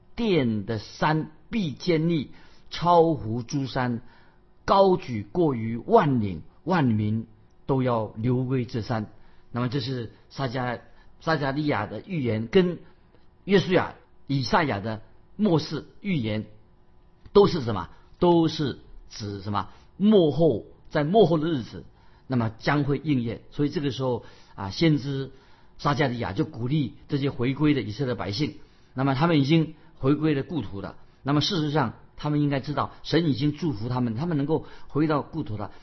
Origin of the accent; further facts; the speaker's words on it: China; 我们中国人有一句话，俗语说“居安思危”